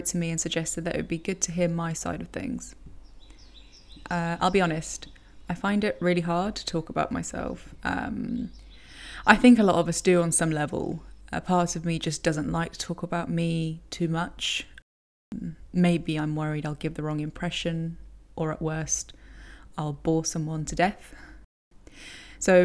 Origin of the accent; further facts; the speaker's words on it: Kosovo; I come from Kosovo, a country once famous for one of the most recent conflicts in Europe.